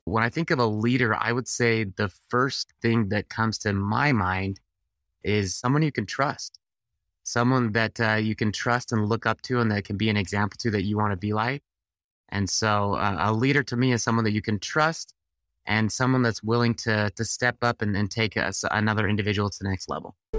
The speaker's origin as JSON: {"language": "English", "region": "Utah", "country": "United States", "said": "I'm from Utah"}